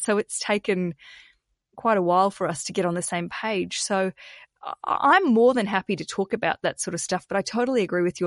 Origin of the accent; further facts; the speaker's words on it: Australia; accent: Australian; my Australian accent